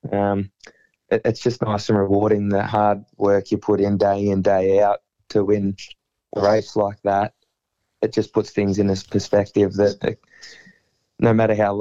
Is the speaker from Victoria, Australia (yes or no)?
yes; Bendigo, Victoria, Australia; my hometown